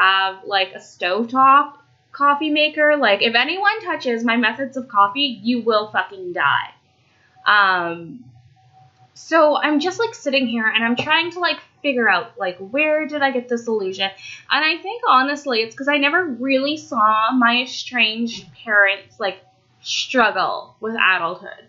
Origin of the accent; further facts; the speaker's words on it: Canada; also born or lived in Romania; I'm Canadian. And I do realize, like, I am so very fortunate to be in Canada